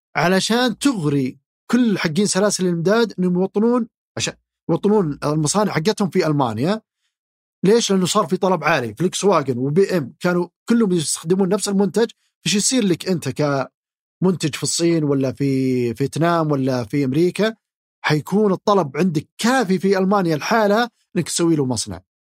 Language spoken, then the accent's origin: Arabic; Saudi Arabia; فينا كسعوديين